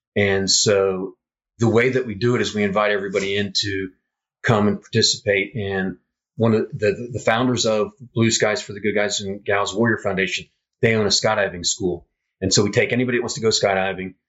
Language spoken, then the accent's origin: English; Fairfield, Ohio, United States; moved away as an adult; also born or lived in Utah / Illinois; I came home and was visiting my parents and visiting my friends here in Fairfield